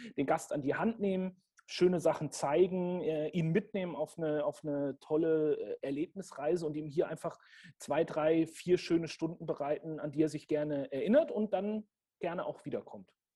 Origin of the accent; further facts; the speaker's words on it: Franconia, Bavaria, Germany; ich komme gebürtig auch aus einer Weinregion. Ich bin Franke ähm, und mit dem, mit dem Silvaner in der Muttermilch sozusagen aufgezogen worden